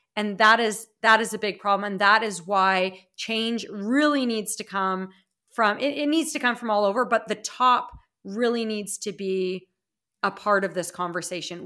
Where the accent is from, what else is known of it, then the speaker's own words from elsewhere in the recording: Regina, Saskatchewan, Canada; moved away as an adult; also born or lived in Calgary, Alberta / Toronto, Ontario; my hometown of Regina, Saskatchewan, where I am now